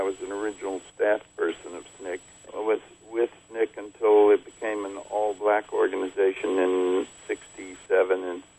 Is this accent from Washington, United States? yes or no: no; Lower Alabama, United States; now in New York, United States; I grew up in Lower Alabama, which we called L.A. sometimes, but I grew up there.